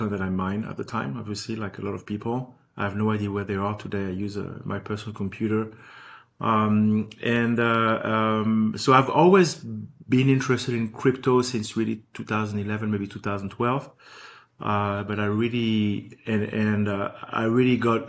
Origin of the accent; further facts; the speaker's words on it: Paris, Île-de-France, France; moved away as an adult; also born or lived in New York; now in Los Angeles, United States; I was born and raised in Paris